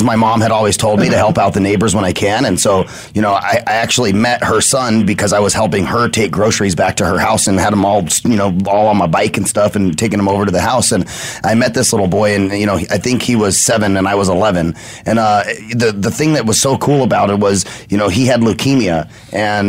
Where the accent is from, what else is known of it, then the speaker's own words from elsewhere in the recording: Arizona, United States; I'm, like, an Arizona native and love all things Arizona. I've been here my whole life